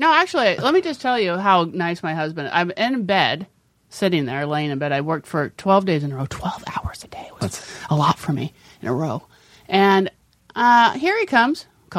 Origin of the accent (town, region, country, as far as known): Glendale, California, United States; born or raised there